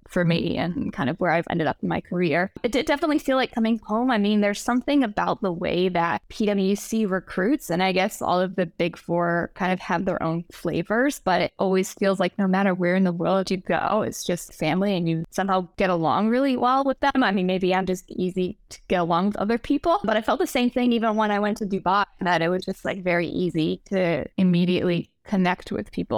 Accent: Rhode Island, United States; moved away as an adult; also born or lived in New York; I grew up in Rhode Island, which is like an hour from Boston.

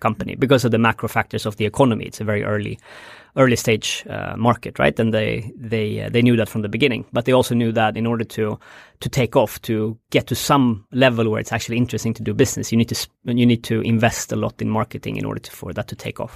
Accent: Stockholm, Stockholm County, Sweden; moved away as an adult; also born or lived in Bangladesh; I'm born and raised in Stockholm, uh, in the rural part of Stockholm

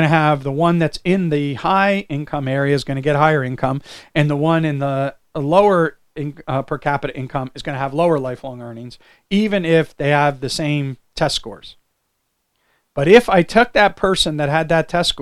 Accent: New Jersey, United States; I grew up in New Jersey

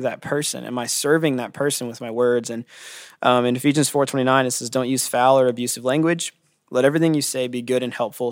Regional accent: California, United States; I'm from California, and I'm the downtown campus pastor

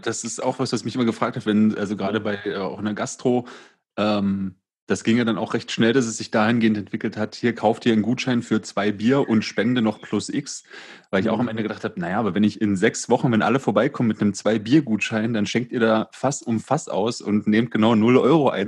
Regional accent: Berlin, Germany; erlebe ich in Berlin ganz häufig

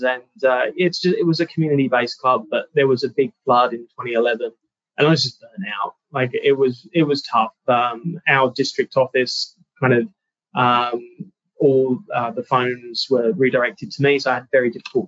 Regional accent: London, United Kingdom; also born or lived in California, United States; now in Australia; I was born and raised in London in the 80s.

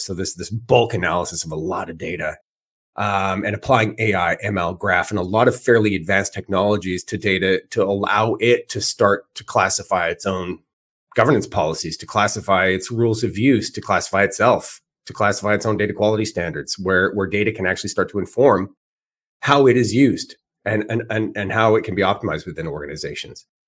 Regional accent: Edmonton, Alberta, Canada; moved away; I'm originally from Edmonton, Alberta, and all my family is still there

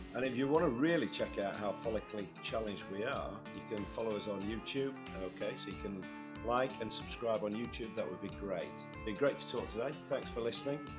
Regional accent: United Kingdom; also born or lived in north of England; being a Brit

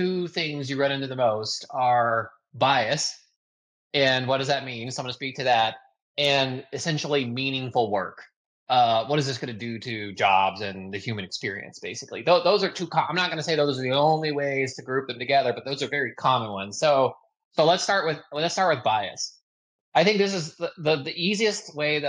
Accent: United States; I'm American

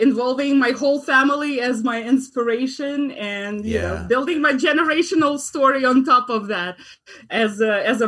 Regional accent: Russia; moved away as an adult; now in United States; I am an immigrant. I'm originally from Russia

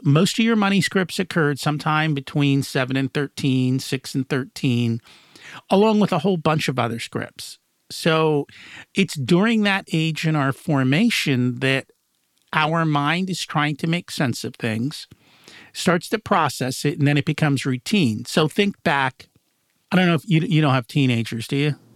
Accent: United States; also born or lived in India; I've grown up in the United States

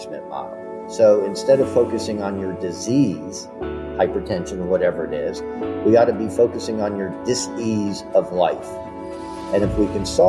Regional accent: Nashville, Tennessee, United States; moved away as an adult; now in Virginia Beach, United States; I'm born and raised in Nashville

